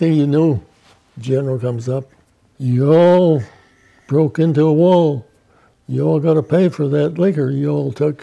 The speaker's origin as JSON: {"language": "English", "region": "New York", "country": "United States", "said": "I was from New York"}